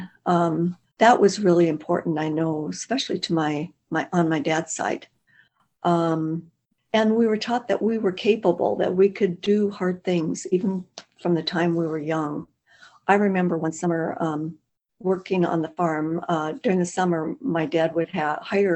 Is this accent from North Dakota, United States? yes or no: yes; North Dakota, United States; now in Arizona, United States; North Dakota, we're close to the Canadian border, about 75 miles from Manitoba.